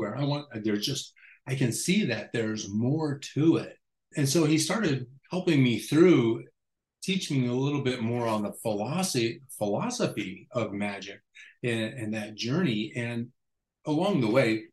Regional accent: Las Vegas, Nevada, United States; Growing up in Las Vegas

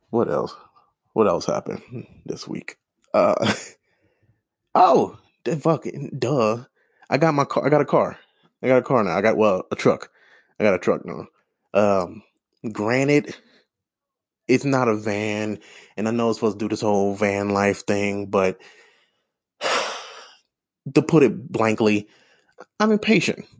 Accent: St. Louis, Missouri, United States; I grew up in Saint Louis

